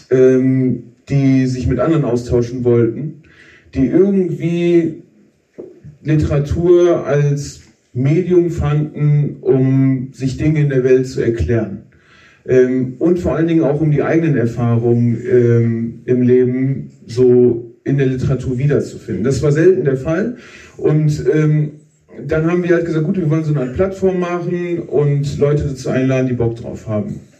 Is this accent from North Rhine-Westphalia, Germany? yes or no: yes; Wuppertal, North Rhine-Westphalia, Germany; Also Kamil und ich, wir kommen aus Wuppertal, dort geboren, aufgewachsen, beide aus Arbeiterfamilien.